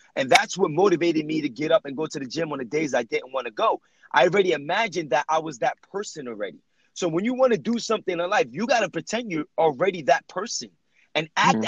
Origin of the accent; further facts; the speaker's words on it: Jersey City, New Jersey, United States; I was raised in Jersey City, New Jersey